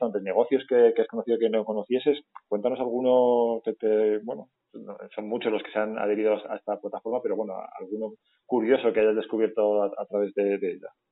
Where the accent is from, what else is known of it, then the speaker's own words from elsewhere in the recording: León, Castile and León, Spain; todas las personas que estamos en la calle somos de León